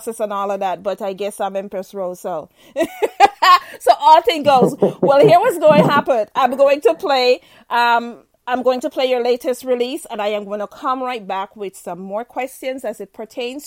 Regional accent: Jamaica; now in United States; I'm Jamaican

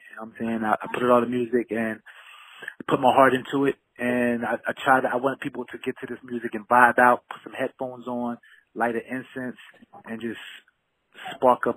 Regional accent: Philadelphia, Pennsylvania, United States; moved away as an adult; now in California, United States; I moved out to California from my hometown of Philadelphia a few years ago

